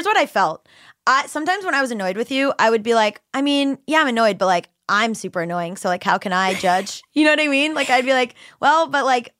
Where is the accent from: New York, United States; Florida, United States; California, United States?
Florida, United States; Hollywood; also born or lived in Fort Lauderdale; now in Los Angeles, United States; Hollywood, Florida, literally where I grew up.